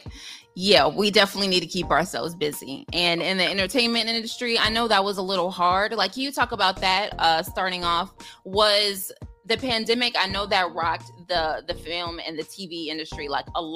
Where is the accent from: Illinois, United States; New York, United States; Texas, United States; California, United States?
Illinois, United States; Chicago; We're from Chicago.